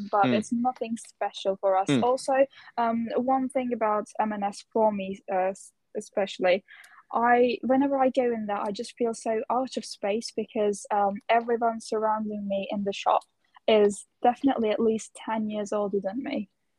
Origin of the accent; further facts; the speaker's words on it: Turkey; moved away as an adult; now in United Kingdom; I am from Turkey, and I've only moved here a couple of years ago for just for university.